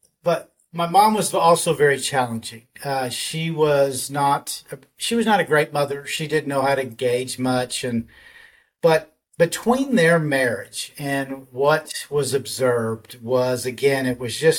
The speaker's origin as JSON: {"language": "English", "town": "Dallas", "region": "Texas", "country": "United States", "tie": "born or raised there", "said": "I grew up in Dallas, Texas. I'm a Texas boy. I've been here all my life"}